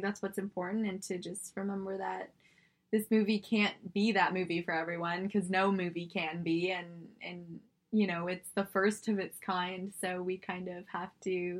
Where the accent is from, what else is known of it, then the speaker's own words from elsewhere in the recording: Singapore; moved away; I was born in Singapore. I'm Singaporean